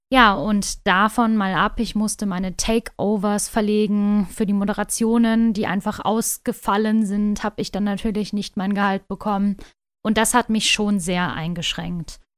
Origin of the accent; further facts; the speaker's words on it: North Rhine-Westphalia, Germany; Ich komme aus Nordrhein-Westfalen